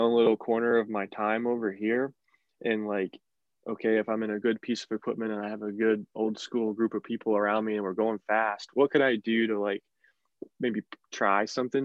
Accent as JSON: {"language": "English", "region": "Northern West Virginia", "country": "United States", "tie": "born or raised there", "said": "I'm from Northern West Virginia, which is, not a lot of racing around there. There's some dirt racing, but there's really no asphalt racing, never has been. But really how I got into racing was, growing up in West Virginia"}